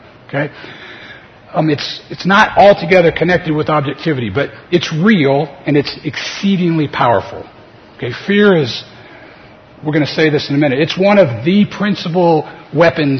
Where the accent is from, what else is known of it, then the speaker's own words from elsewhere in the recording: New Orleans, Louisiana, United States; I was a second-year medical student at LSU in New Orleans, my hometown